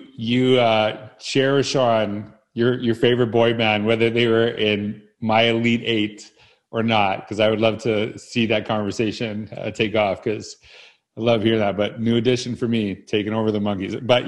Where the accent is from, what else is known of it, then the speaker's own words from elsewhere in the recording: Humboldt, Saskatchewan, Canada; So I grew up in Humboldt, Saskatchewan.